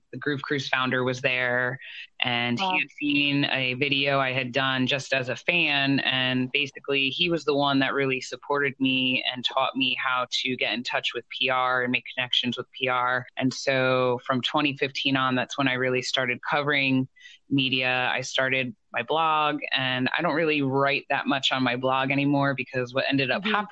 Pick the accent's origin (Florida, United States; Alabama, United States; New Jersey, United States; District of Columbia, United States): New Jersey, United States; I'm from New Jersey.